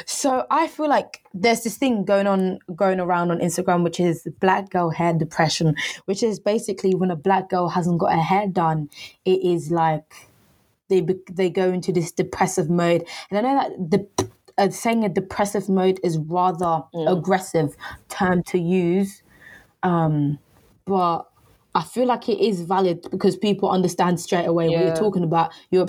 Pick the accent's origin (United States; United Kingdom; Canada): United Kingdom; Harlow, East of England; Let me give you some context of where I grew up. I grew up in Harlow, Essex. I went to secondary school.